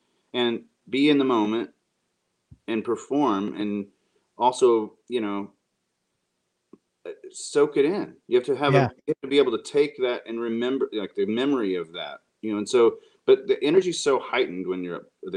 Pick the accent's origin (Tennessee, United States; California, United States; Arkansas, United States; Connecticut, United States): Arkansas, United States; I grew up in Arkansas